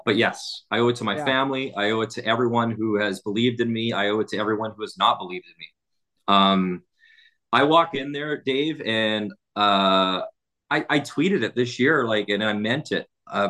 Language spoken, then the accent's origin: English; Athabasca, Alberta, Canada; born there; Athabasca, Alberta. So I was born in Athabasca, which is like 30 minutes away.